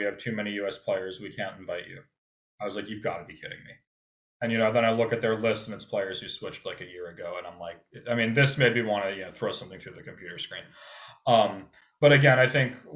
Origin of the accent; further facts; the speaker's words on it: United States; growing up in America